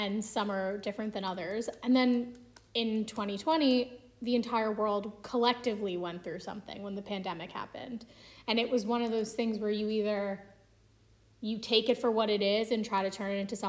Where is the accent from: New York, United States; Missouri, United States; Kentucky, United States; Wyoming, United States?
New York, United States; Long Island; moved away as an adult; now in Pennsylvania, United States; I grew up on Long Island, was born and raised.